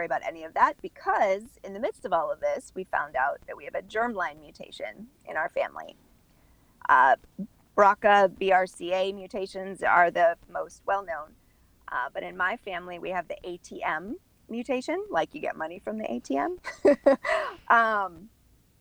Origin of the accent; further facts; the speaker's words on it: Midwest, United States; also born or lived in Orlando, Florida; now in Miami, United States; I was raised in the Midwest. My family is German